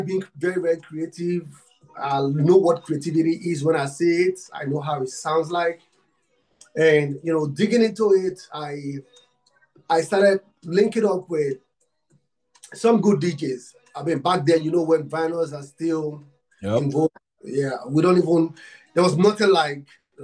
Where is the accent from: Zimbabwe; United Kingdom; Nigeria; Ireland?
Nigeria; I'm from Africa, Nigeria. I'm from Nigeria